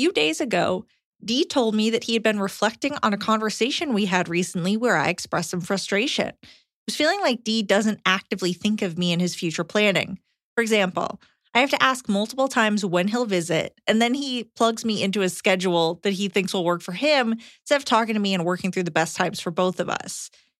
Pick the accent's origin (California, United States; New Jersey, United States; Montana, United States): Montana, United States; I began graduate school across the country. We're from Montana.